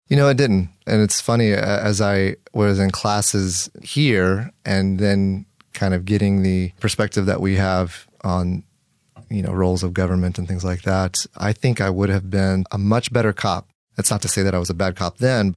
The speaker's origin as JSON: {"language": "English", "town": "Houston", "region": "Texas", "country": "United States", "tie": "born or raised there", "also_born_or_lived": "Los Angeles", "moved": "as an adult", "lives_now": "Escondido, United States", "said": "I grew up in Houston, Texas, uh, the oldest of four siblings."}